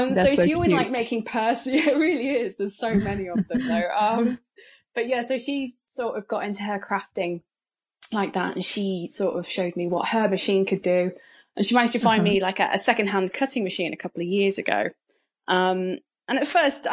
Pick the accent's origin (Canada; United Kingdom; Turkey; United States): United Kingdom; Folkestone, South East England; I come from a little seaside town called Folkestone in England